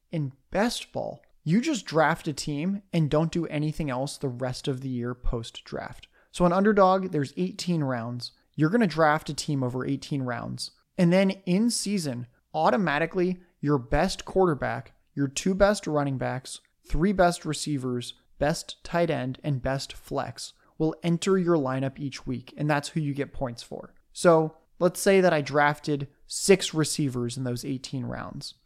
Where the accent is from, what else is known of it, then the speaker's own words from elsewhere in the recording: San Diego, California, United States; moved away; I'm a displaced San Diego Chargers fan who's a sucker and owns a Justin Herbert jersey and is still rooting for the team that left my hometown